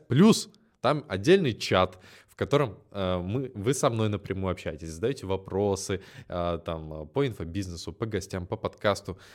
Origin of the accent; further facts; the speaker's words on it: Naberezhnye Chelny, Tatarstan, Russia; now in Moscow, Russia; я родом из набережных Челнов, в целом с городом разобрались. Это Татарстан